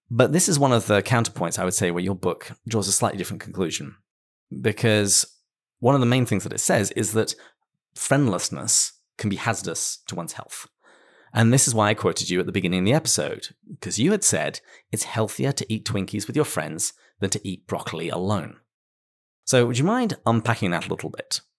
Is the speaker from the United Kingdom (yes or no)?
yes; England, United Kingdom; moved away; my home country, uh, in the United Kingdom